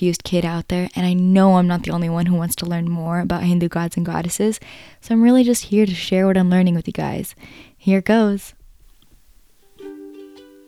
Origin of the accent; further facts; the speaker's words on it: United States; I'm a first-gen kid, and I spent a lot of my life feeling lost between who I am as an American and who I am as an Indian with African heritage